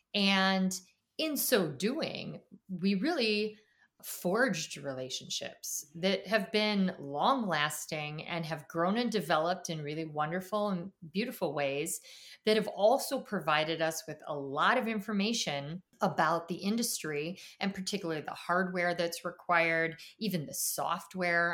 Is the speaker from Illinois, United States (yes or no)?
yes; Chicago, Illinois, United States; moved away; also born or lived in Washington, D.C. area; I'm from Chicago